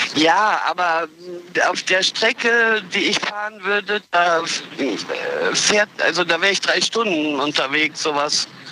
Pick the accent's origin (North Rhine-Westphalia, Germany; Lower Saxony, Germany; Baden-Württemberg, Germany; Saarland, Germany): North Rhine-Westphalia, Germany; Olpe; Äh, Sauerland-Olpe. Und ich pendel jeden Tag einmal Olpe-Köln.